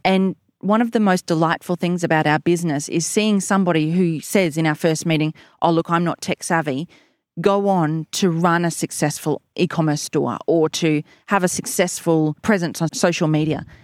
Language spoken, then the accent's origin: English; Warwick, Queensland, Australia; also born or lived in Gold Coast; I actually am a born and bred local Warwick girl. You know, was raised here, went to school here